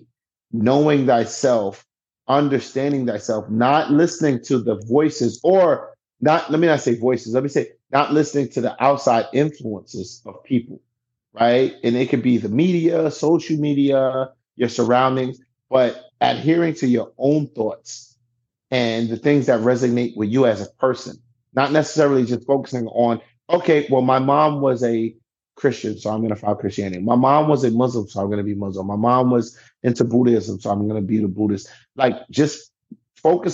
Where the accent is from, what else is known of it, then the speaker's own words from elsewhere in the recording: New York City, New York, United States; I'm from the East Side.